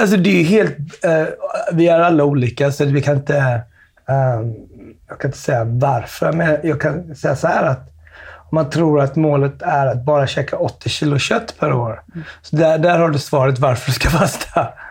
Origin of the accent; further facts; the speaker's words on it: Smögen, Västra Götaland, Sweden; Jag växte upp på Smögen